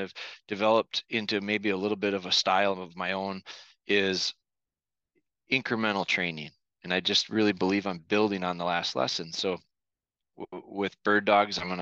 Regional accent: northern Wisconsin, United States; I was born and raised here in Wisconsin, northern Wisconsin, and now we're located kind of in central Wisconsin

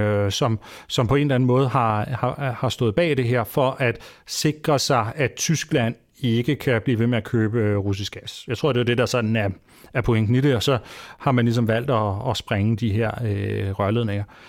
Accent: Denmark; vi som danskere

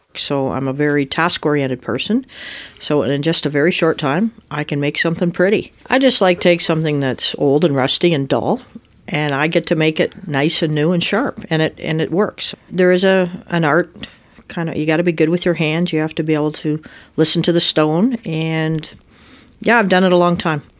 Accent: Muskoka, Ontario, Canada; I was born and raised up in Muskoka

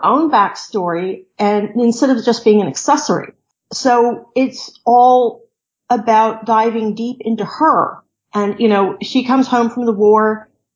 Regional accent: D.C., District of Columbia, United States; I grew up near Washington, D.C.

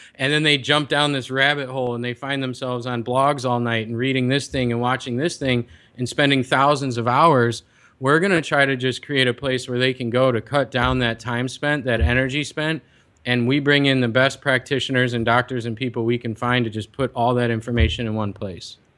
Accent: Chicago, Illinois, United States; now in San Diego, United States; I'm from Chicago. I spent most of my life there

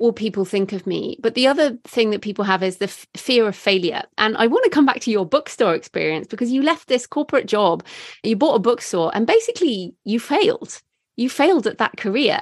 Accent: United Kingdom; I am British

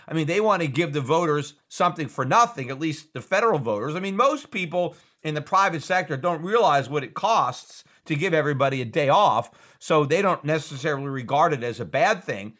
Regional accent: United States; as an American

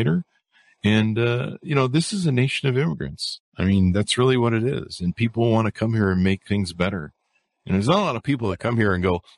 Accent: California, United States; I grew up in California

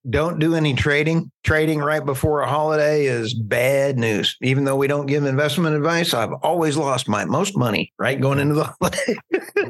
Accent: Oklahoma, United States; accent: Oklahoma; my Oklahoma accent

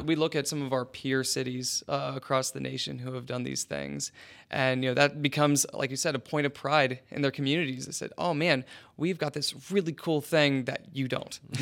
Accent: West Virginia, United States; also born or lived in Chicago; now in Columbus, United States; I'm originally from West Virginia

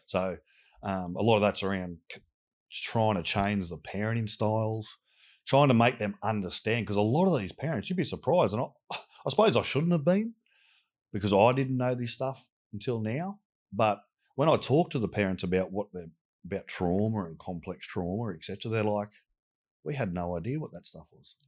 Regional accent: Sydney, New South Wales, Australia; I grew up in Southwest Sydney

